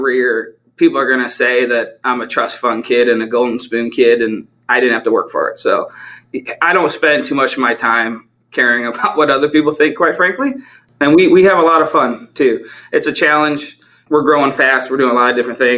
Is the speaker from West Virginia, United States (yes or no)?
no; near St. Louis, Metro East Illinois, United States; where I'm from is about 20 minutes outside east of St. Louis, Missouri. So, but we're on the Illinois side